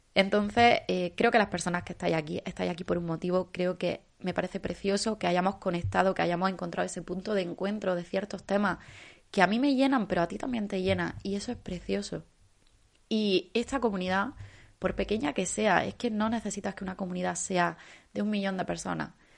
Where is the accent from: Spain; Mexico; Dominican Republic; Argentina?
Spain; Andalusia; como andaluza